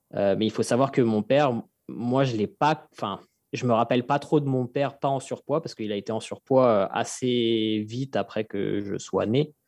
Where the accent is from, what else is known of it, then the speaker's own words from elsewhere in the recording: Fresnes, Île-de-France, France; j'ai grandi euh, à Fresnes dans le 94